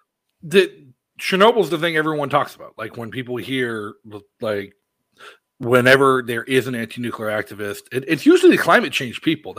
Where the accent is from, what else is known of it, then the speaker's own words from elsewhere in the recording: South Shore of Massachusetts, United States; now in New Hampshire, United States; I grew up in Massachusetts. I live in New Hampshire now